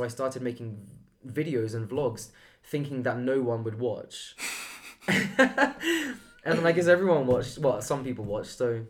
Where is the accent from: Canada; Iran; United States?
Iran; Persian. It's an Eastern thing.